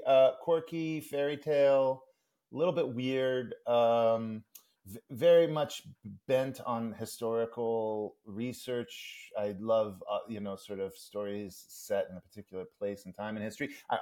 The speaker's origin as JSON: {"language": "English", "region": "Oklahoma", "country": "United States", "tie": "born or raised there", "also_born_or_lived": "Iran / New York", "moved": "yes", "said": "I'm from Iran and came to this country when I was about 8 to Oklahoma, best state in the union. Then went to school in New York."}